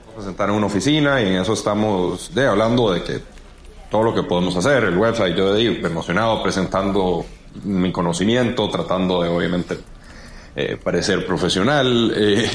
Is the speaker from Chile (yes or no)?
no; Costa Rica; como buenos ticos